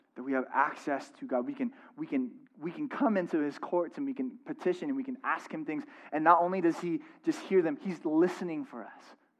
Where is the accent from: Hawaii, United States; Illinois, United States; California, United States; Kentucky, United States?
California, United States; San Diego; moved away; I'm from San Diego